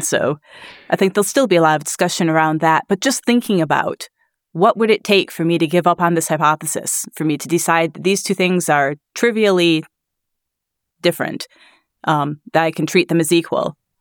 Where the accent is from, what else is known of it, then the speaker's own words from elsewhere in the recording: Grand Rapids, Michigan, United States; now in Glasgow, United Kingdom; I'm from Grand Rapids, Michigan